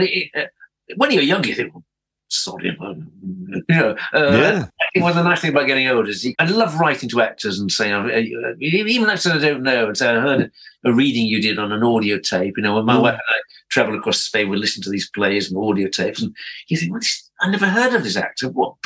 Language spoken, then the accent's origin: English; Bradford, Yorkshire and the Humber, United Kingdom; moved away as an adult; also born or lived in London; growing up in Bradford